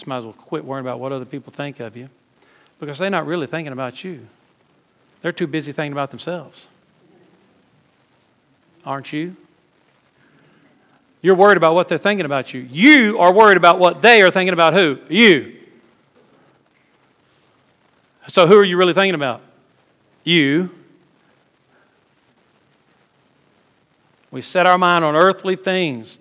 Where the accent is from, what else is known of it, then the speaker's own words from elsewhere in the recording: South Louisiana, United States; moved away as an adult; now in South Georgia, United States; We weren't raised in Cajun country, but we were raised in South Louisiana